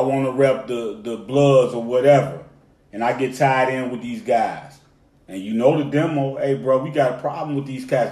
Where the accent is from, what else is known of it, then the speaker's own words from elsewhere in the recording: Cleveland, Ohio, United States; now in Atlanta, United States; I rep ATL, but I'm from Cleveland. I rep Cleveland. That's where I'm from, born and raised.